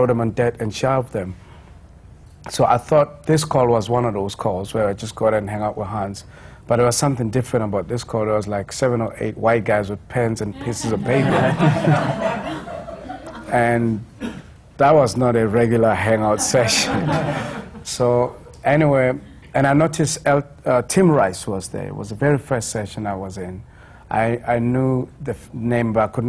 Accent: South Africa; as a South African artist

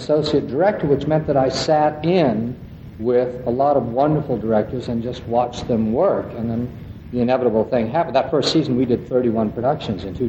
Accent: West Coast, United States; also born or lived in New York; now in Princeton, United States; I'm from the West Coast, and I began, as lots of other people did, with the Oregon Shakespeare Festival

